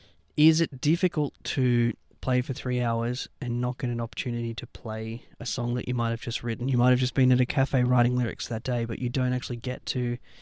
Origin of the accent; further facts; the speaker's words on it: Taree, New South Wales, Australia; moved away; I'm a country boy, so. Whereabouts? I'm from Taree.